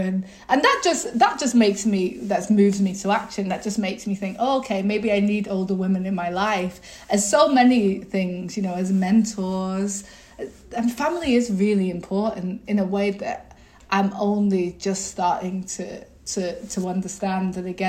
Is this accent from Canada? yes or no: no; England, United Kingdom; I was brought up in England, you know.